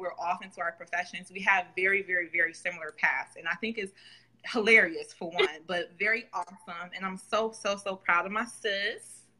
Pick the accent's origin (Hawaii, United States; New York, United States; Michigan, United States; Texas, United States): New York, United States; Buffalo; Salley and I, we grew up together in Buffalo, New York